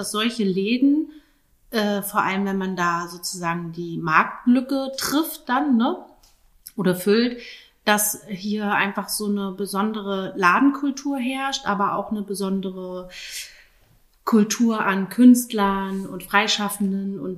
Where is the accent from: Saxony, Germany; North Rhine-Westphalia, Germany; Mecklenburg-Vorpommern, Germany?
Mecklenburg-Vorpommern, Germany; Schwerin; moved away as an adult; also born or lived in Potsdam / Vietnam; bin aber selber gebürtige Schwerinerin und nach dem Studium gab es ja natürlich ganz viele offene Türen, aber ich bin wieder zurückgekommen